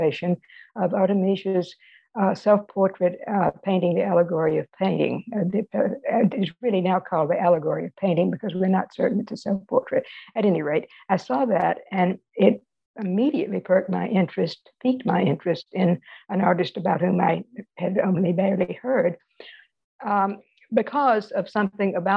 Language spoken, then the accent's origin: English; Indianola, Mississippi, United States; moved away as an adult; also born or lived in Greenwood, Mississippi / New Orleans, Louisiana / Washington, D.C.; I was born in Greenwood, Mississippi. I grew up in Indianola nearby, and that's the Mississippi Delta.